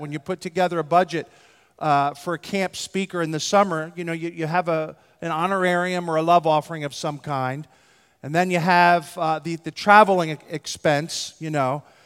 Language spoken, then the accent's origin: English; Philadelphia, Pennsylvania, United States; I'm from Philadelphia, in West Philadelphia, born and raised